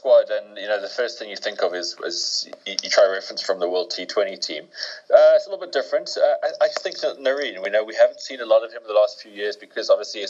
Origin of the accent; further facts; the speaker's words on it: South Africa; as a South African